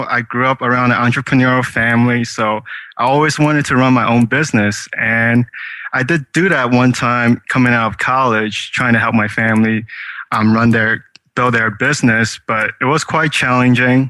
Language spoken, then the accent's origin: English; New York, United States; I grew up in New York